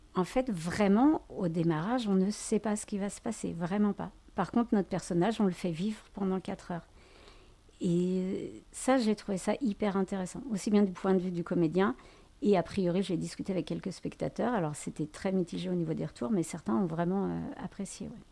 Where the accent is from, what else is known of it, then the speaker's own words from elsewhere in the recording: France; nous avoir en tant que Français